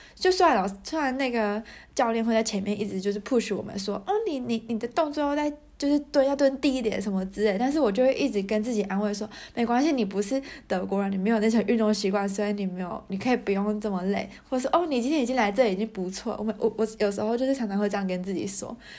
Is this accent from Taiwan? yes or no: yes; Taiwan; moved away as an adult; now in Germany; 我们台湾人